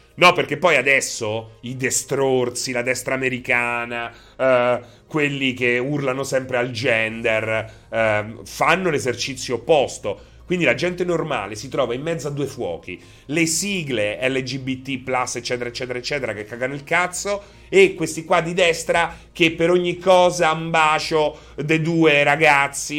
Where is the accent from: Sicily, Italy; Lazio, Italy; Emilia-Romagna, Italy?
Lazio, Italy; Rome; io so de Roma, non so de Anzio